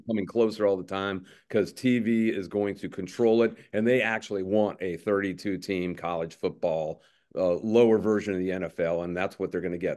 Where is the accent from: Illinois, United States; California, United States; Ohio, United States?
Ohio, United States; Circleville; also born or lived in Columbus, Ohio; I grew up in Circleville, Ohio, and Columbus, Ohio